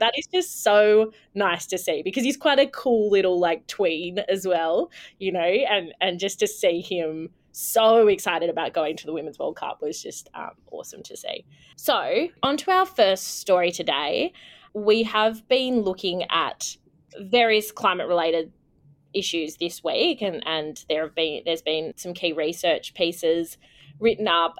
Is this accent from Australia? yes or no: yes; Canberra, Australian Capital Territory, Australia; moved away; I am joining from Ngunnawal country in beautiful Canberra today in my lovely hometown.